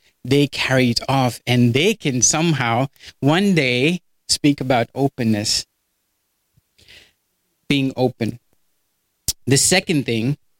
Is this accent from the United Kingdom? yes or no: no; India; moved away as an adult; now in United States; I'm from India.